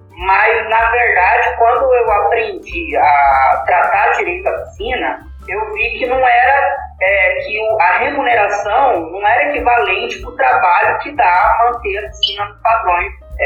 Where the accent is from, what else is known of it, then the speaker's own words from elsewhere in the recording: Campo Grande, Mato Grosso do Sul, Brazil; also born or lived in Cuiabá, Mato Grosso; em Cuiabá, aí eu nasci lá, mas quando eu tinha, quando eu era bebê ainda, meu pai já mudou pra cá, pra, pra Campo Grande. Eles vieram pra cá, e aí eu fui criado aqui. Eu praticamente eu sou mato-grossense, né?